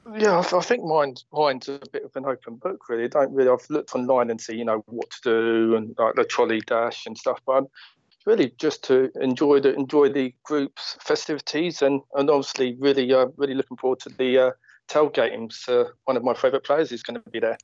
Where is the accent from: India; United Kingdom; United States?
United Kingdom; Watford, East of England; I'm from Watford